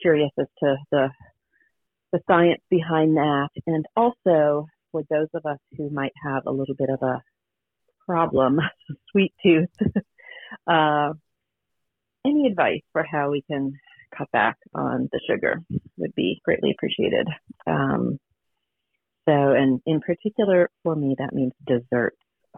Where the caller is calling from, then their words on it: Richmond, Virginia, United States; I'm calling from Richmond, Virginia.